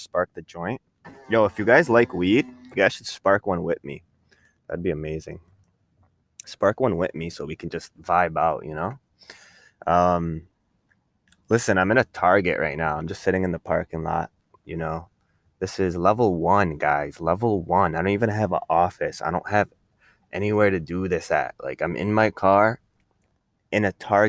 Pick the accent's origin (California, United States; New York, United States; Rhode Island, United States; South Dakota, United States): New York, United States; Rochester; I'm from New York, from Rochester